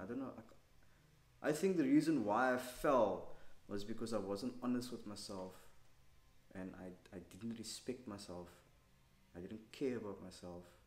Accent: Cape Town, Western Cape, South Africa; I grew up in Cape Town

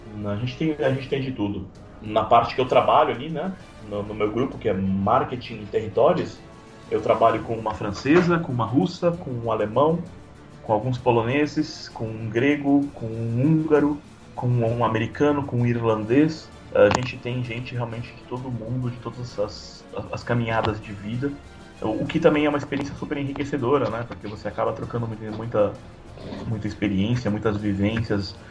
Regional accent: São Paulo, Brazil; moved away as an adult; now in Poland; eu sou paulistano, né. Então, quarenta anos de São Paulo

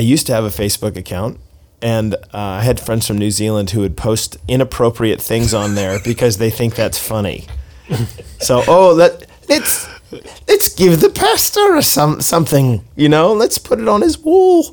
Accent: Seattle, Washington, United States; My hometown is Seattle

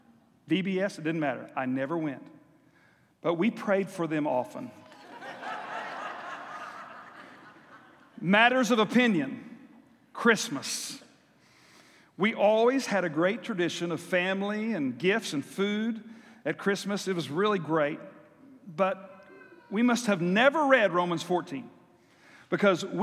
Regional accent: South Texas, United States; I grew up in South Texas where we had monthly church singings

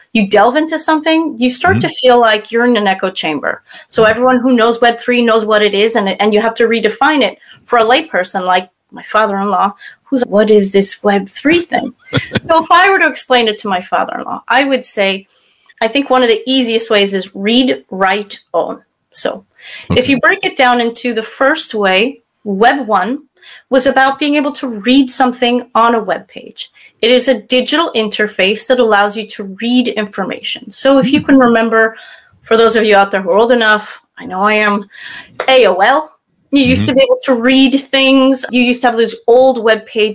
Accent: United States; now in France; based out of France myself, I am an American

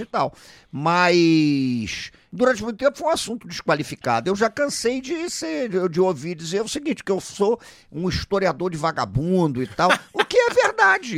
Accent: Rio de Janeiro, Brazil; Eu sou do Rio de Janeiro

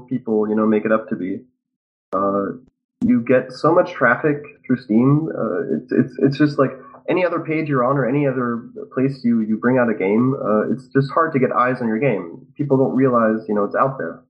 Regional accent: Germany; me being German

